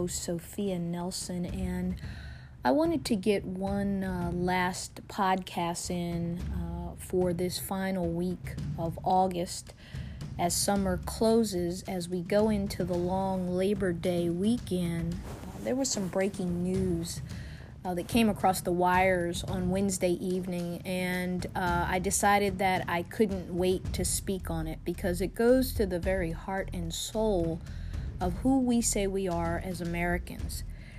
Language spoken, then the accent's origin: English; Munich, Bavaria, Germany; born there; If you've been following me and you do a simple Google search, you know I was born in Munich, Germany. And I was born in Munich, Germany at the end of the 1960s, when my father was serving as an enlisted personnel in the United States Army.